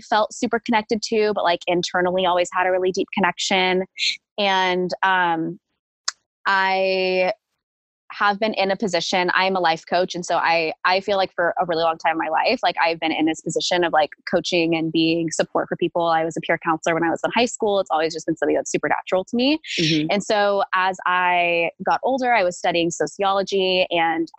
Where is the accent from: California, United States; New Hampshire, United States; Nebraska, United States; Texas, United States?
California, United States; Fresno; I grew up in Fresno, California